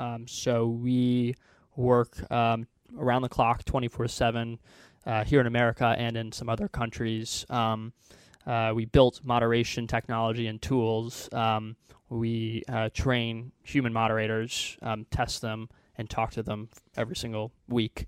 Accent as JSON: {"language": "English", "town": "Houston", "region": "Texas", "country": "United States", "tie": "born or raised there", "also_born_or_lived": "Illinois", "moved": "as an adult", "lives_now": "Silicon Valley, United States", "said": "I grew up in Houston, Texas"}